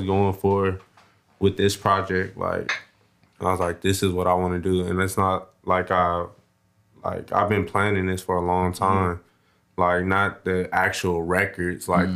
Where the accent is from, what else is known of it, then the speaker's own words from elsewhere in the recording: Compton, California, United States; I'm from Compton, California